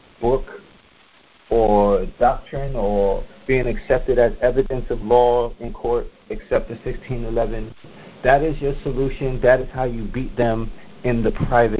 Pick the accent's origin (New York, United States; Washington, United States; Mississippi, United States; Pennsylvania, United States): New York, United States; New York City; I'm from New York. I'm from Queens